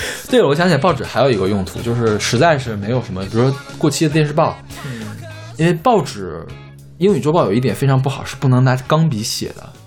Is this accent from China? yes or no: yes; Mishan, Heilongjiang, China; moved away; 我原来在密山市，是有密山报的，我们家订过密山报